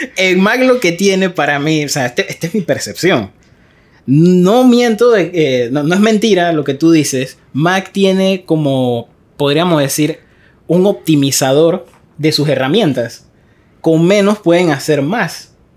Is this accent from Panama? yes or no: yes; Arraiján, Panamá Oeste, Panama; yo soy de Arraiján